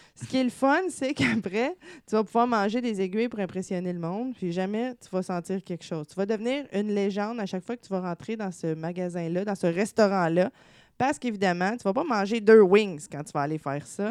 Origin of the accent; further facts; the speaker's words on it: Gatineau, Quebec, Canada; je viens de Gatineau